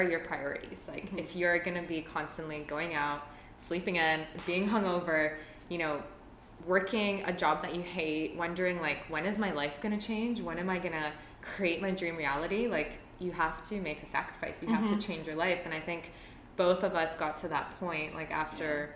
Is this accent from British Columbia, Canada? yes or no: no; Toronto, Ontario, Canada; moved away as an adult; I'm originally from Toronto